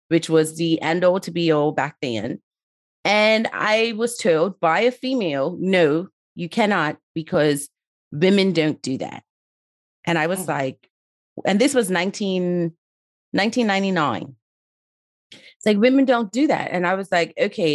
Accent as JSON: {"language": "English", "country": "Bermuda", "tie": "born or raised there", "also_born_or_lived": "Somerset, Bermuda / Town (Hamilton), Bermuda", "moved": "as an adult", "lives_now": "United Kingdom", "said": "originally from Bermuda, but live in the UK"}